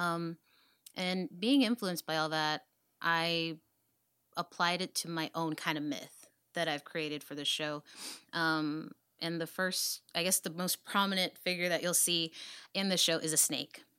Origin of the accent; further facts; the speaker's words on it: Dallas, Texas, United States; I'm from Oak Cliff. I was born and raised in Dallas